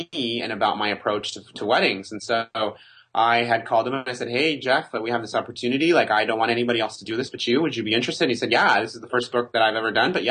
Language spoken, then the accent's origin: English; Mexico; I was born in Mexico